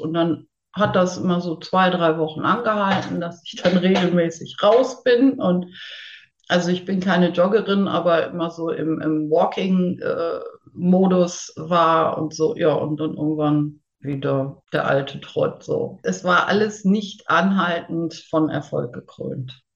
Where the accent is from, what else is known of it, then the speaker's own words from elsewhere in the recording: near Hanover, Lower Saxony, Germany; ich komme aus der Nähe von Hannover, Bezen. Also ländlich, aber Hannover ist nicht weit